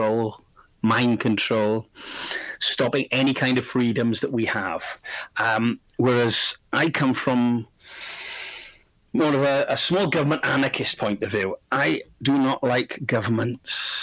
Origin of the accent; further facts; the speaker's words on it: South Wales Valleys, United Kingdom; also born or lived in Barcelona region, Spain; now in Spain; I'm from Wales, South Wales, the valleys, the industrial region of South Wales